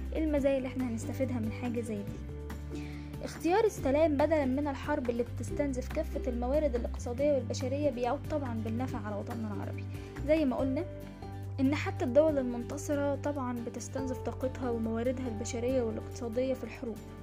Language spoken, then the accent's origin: Arabic; Egypt; تاريخ بلادنا مصر